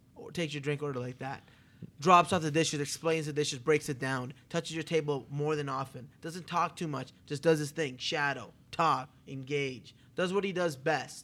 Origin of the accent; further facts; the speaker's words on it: Toronto, Ontario, Canada; now in Las Vegas, United States; I'm from Toronto, Canada, the biggest Greek town in the world